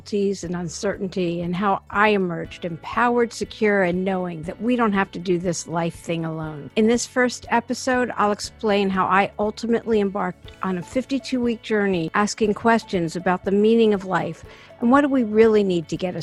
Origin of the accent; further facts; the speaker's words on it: East Coast, United States; now in Los Angeles, United States; I am from the East Coast, even though I live in LA now, and I have for years.